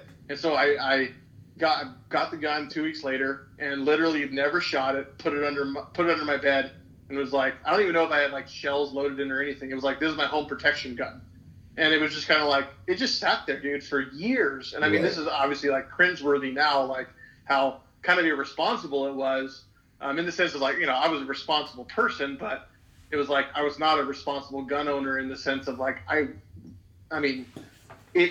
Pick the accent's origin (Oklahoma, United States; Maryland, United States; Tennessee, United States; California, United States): California, United States; coastal; I was born and raised in California, in a non-hunting family